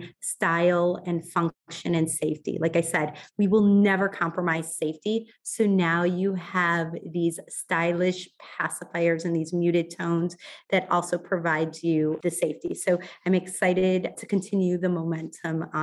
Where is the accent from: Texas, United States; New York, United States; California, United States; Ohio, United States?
Ohio, United States; moved away; I grew up in Ohio